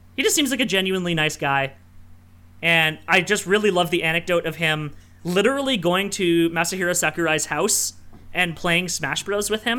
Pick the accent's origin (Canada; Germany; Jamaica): Canada; Sudbury, Ontario; my hometown of Sudbury, Ontario